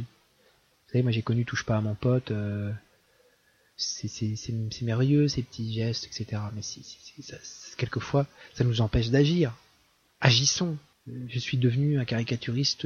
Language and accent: French; Caen, Normandy, France; Moi, j'ai grandi à Caen.